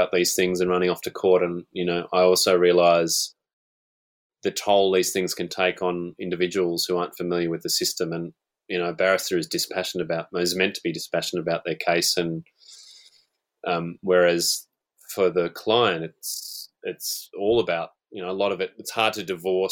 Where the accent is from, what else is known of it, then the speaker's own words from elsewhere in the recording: Newcastle, New South Wales, Australia; University of Newcastle, my hometown, Newcastle